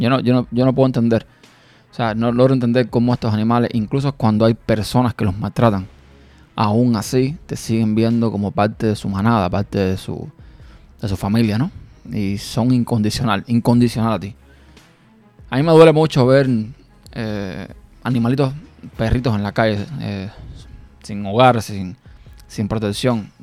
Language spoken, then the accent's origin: Spanish; Cuba; moved away; Yo nací en un pueblo en mi país natal, que es Cuba, en un pueblo, digamos, de campo